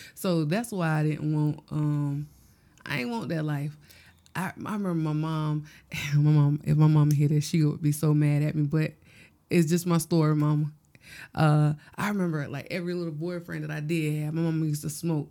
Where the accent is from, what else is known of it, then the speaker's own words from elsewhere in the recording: Gloverville, South Carolina, United States; I'm from Gloverville, South Carolina.